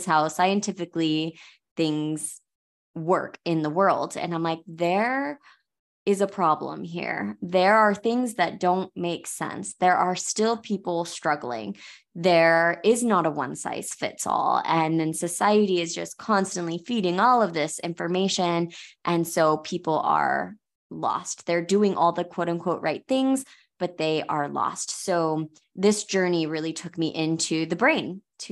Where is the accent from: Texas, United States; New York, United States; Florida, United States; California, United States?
Florida, United States; now in Hurricane, United States; I am from Florida, so I'm very familiar with hurricanes